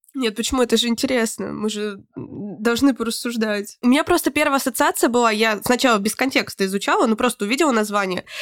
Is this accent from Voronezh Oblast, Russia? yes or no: yes; Voronezh, Voronezh Oblast, Russia; мы из Воронежа